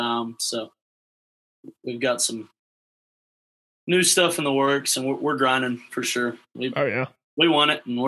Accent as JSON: {"language": "English", "town": "Abilene", "region": "Texas", "country": "United States", "said": "I'm from the Abilene area"}